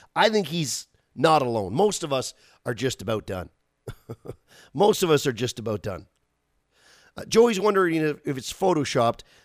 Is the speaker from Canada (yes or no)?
yes; Canada; as a Canadian